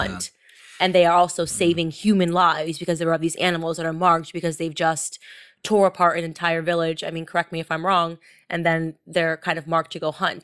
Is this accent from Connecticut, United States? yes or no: yes; Connecticut, United States; I'm from the coast. I'm, I grew up in Connecticut.